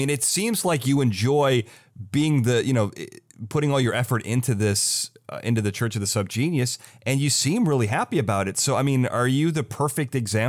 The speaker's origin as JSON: {"language": "English", "area": "south of Chicago", "region": "Illinois", "country": "United States", "tie": "born or raised there", "said": "I grew up in Illinois, south of Chicago"}